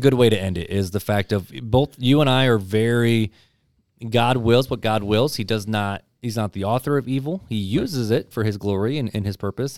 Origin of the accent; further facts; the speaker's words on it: United States; I'm American, so I have rights because you gave them to me for being being born in this country